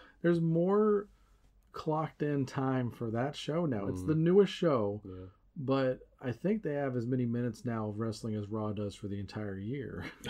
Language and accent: English; United States; As an American